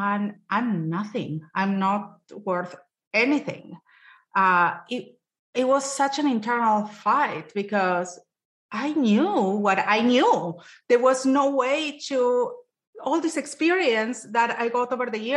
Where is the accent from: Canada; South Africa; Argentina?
Argentina; moved away as an adult; now in United States; I'm Latina. I'm Jewish. I came back from Argentina when I was 24 and I came to this country